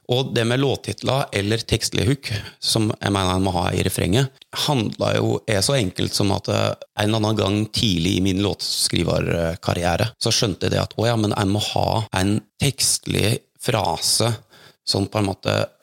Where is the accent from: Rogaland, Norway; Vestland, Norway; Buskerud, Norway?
Buskerud, Norway; Hallingdal; jeg vokste opp i Hallingdal